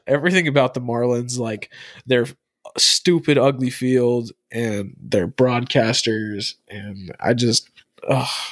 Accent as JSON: {"language": "English", "region": "Arizona", "country": "United States", "said": "Through and through, I'm from Arizona"}